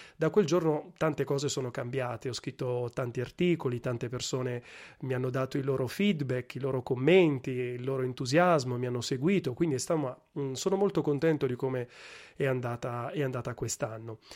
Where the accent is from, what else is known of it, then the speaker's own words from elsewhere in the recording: Milan, Lombardy, Italy; moved away as an adult; also born or lived in Gela / Sassari; now in Rome, Italy; in realtà sono cresciuto a Milano